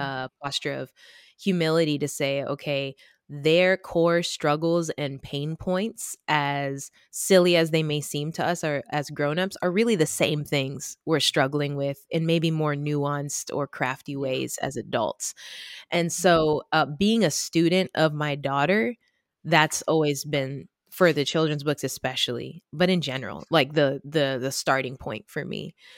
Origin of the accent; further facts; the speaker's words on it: Florida, United States; I was raised in Florida